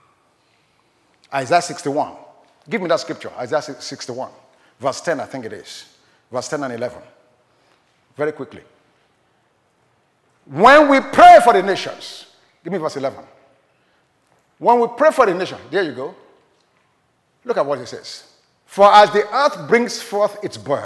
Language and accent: English; Nigeria; I was born in Nigeria